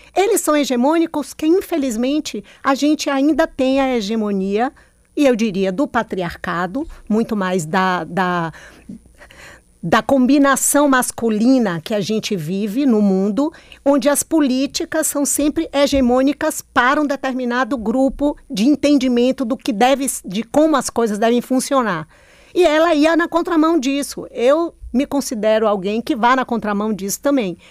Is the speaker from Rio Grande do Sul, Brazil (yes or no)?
no; Bahia, Brazil; also born or lived in Petrolina, Pernambuco; now in Salvador, Brazil; eu nasci em Petrolina, Pernambuco, que atravessa a ponte está na Bahia.